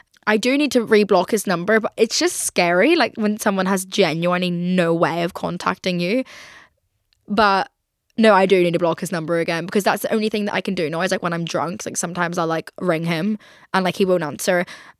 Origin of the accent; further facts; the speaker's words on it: Belfast, Northern Ireland, United Kingdom; accent: Belfast; grateful for my upbringing there, and like happy that like I have this is so weird, but happy that I am Northern Irish, and like love having the accent, even though people are telling me every single day that I'm losing it.